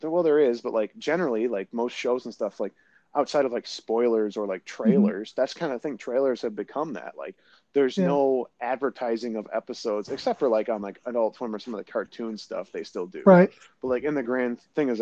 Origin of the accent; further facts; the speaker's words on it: the North, Northern United States, United States; as a Northerner